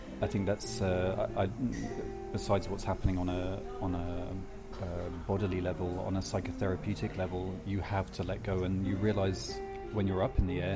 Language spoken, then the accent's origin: English; Devon, South West England, United Kingdom; moved away as an adult; also born or lived in Geneva, Switzerland / London; now in Mallorca, Spain; I was brought up in Devon